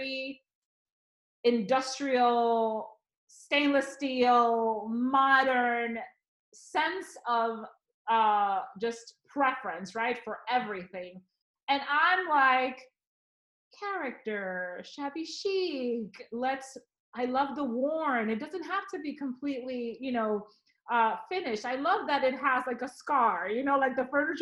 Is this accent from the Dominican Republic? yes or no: yes; Dominican Republic; moved away; I grew up in the Dominican Republic, where on an island, you have a lot of wooden